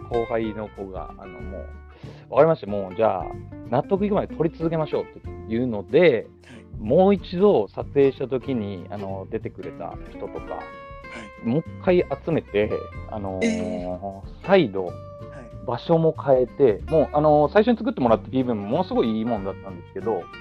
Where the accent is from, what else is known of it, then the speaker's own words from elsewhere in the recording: Kansai, Japan; also born or lived in Osaka; もともと僕関西出身なんですけど、今は東京に、それも、まあ1年半ぐらい前に東京に来て、